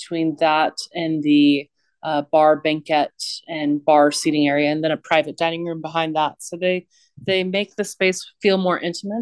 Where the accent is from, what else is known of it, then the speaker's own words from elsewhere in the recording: Houston, Texas, United States; I grew up in and around Rice Village